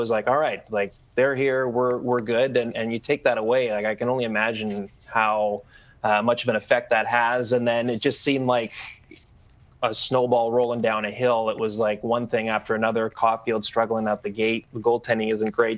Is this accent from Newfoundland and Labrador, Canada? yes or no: no; Vancouver Island, British Columbia, Canada; I grew up on Vancouver Island